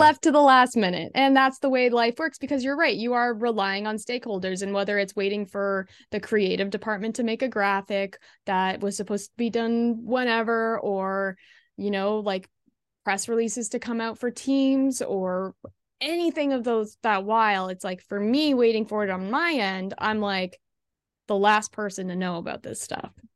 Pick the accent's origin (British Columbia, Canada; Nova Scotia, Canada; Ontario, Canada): Ontario, Canada; Ottawa; now in Toronto, Canada; I grew up in the Ottawa area